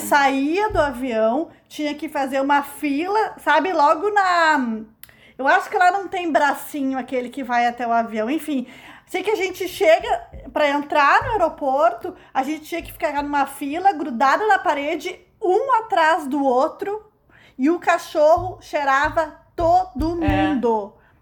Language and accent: Portuguese; Brazil; a gente é brasileira